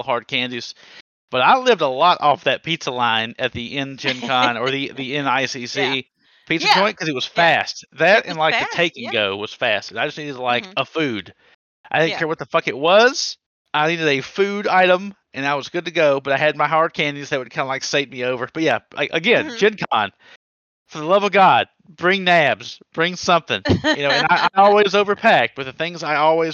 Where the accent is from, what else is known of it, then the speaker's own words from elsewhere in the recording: the South, United States; I'm from the South.